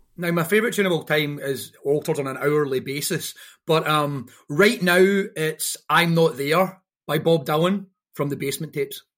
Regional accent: Airdrie, Scotland, United Kingdom; growing up in Airdrie and getting in a weird culture

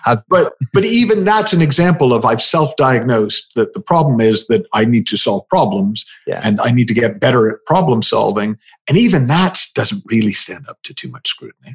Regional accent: United States; also born or lived in United Kingdom; I'm the American

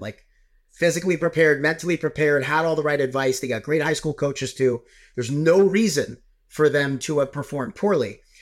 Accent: New York, United States; I'm a New Yorker, so I wa, like, I, I was in Long Island at the time

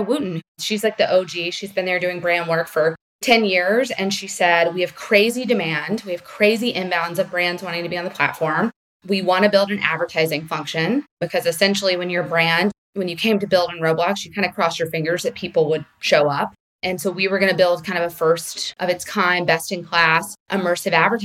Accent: South Carolina, United States; moved away as an adult; also born or lived in New York City; I grew up in South Carolina

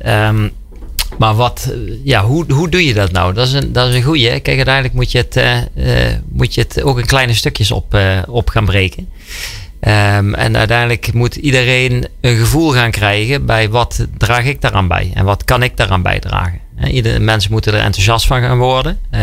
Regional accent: Limburg, Netherlands; Wij komen uit Limburg

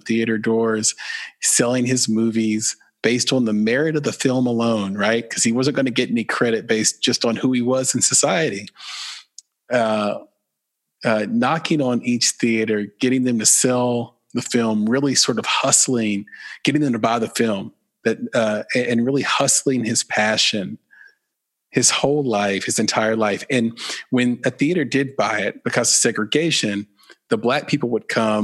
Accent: the South, United States; accent: Southern

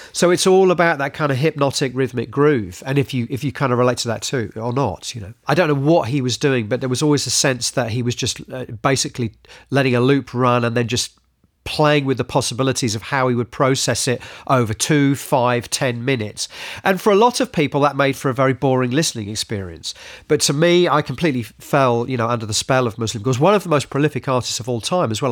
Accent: United Kingdom; as British people

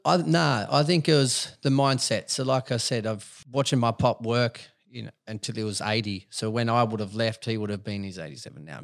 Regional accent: Dubbo, New South Wales, Australia; moved away; I'm a country boy. I was born in Dubbo.

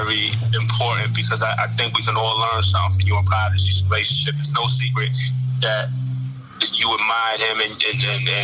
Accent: New York City, New York, United States; I'm from Vernon, 40th side. I'm from 40 side of Vernon

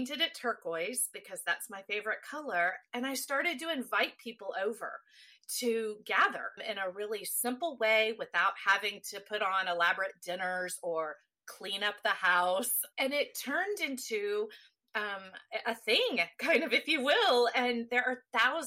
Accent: Texas, United States; I am a native Texan

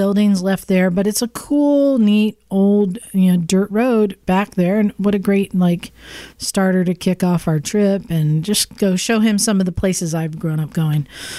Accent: Utah, United States; born there; So you guys may know I was born in Southern Utah. My family's from there. I spend my every other summer there.

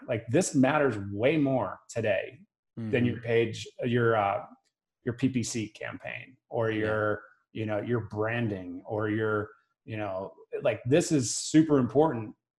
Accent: Boston, Massachusetts, United States; also born or lived in New Hampshire; now in Park City, United States; I grew up in Boston, South Shore of Boston

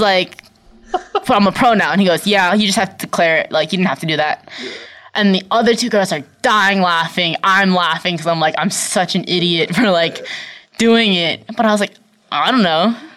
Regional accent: Brockton, Massachusetts, United States; also born or lived in Abington, Massachusetts; I was born in Brockton

